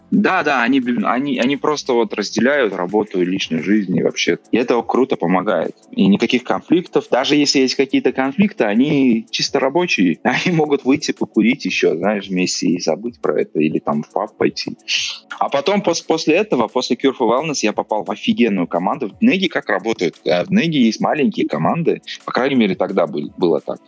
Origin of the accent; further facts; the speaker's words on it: Uzbekistan; Russian is a second language; moved away; also born or lived in Russia / London / Canada; я из Узбекистана. А я когда приехал в Россию